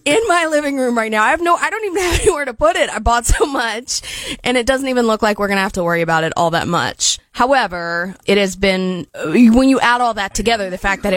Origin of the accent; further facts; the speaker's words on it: Wilmington, North Carolina, United States; moved away; I grew up in Wilmington, North Carolina